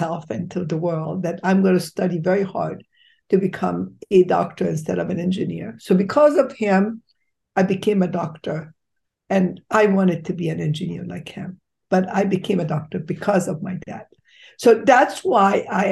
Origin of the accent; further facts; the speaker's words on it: Alexandria, Alexandria Governorate, Egypt; moved away; I was born in Egypt. In Alexandria, Egypt was most beautiful spot that you can ever see.